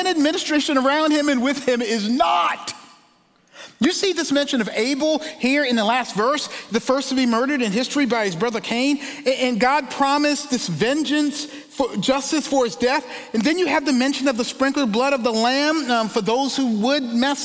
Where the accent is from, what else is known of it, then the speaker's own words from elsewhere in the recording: Charleston, South Carolina, United States; I grew up in Charleston, South Carolina